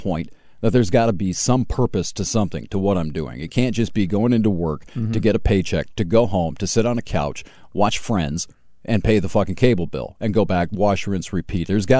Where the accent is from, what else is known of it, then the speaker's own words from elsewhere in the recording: Hillsdale, United States; You know, I was growing up in Hillsdale.